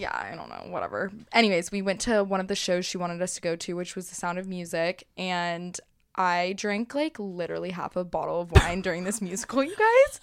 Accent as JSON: {"language": "English", "region": "Texas", "country": "United States", "said": "As a Texan, I have been wearing cowboy boots my whole life"}